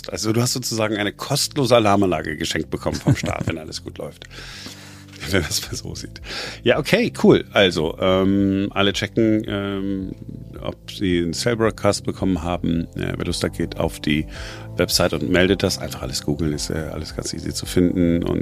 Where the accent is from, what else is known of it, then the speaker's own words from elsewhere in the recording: Duisburg, North Rhine-Westphalia, Germany; bei uns im Ruhrgebiet, ich bin ja in, in Duisburg äh, groß geworden